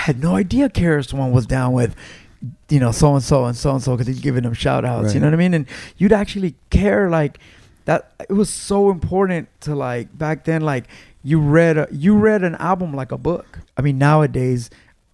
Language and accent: English; Los Angeles, California, United States; I grew up in Mid City, California